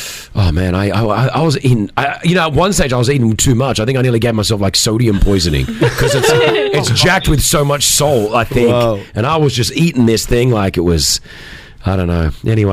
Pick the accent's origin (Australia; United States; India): Australia; moved away; Even though I was born and raised in Australia, I've got the Australian passport.